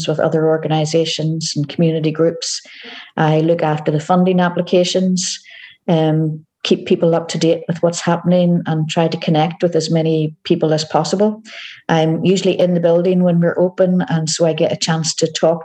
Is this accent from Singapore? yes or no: no; Northern Ireland, United Kingdom; moved away as an adult; also born or lived in Scotland; now in Glasgow, United Kingdom; As you can tell from my accent, I am originally from Northern Ireland, but I've been living in Scotland now for 18 years.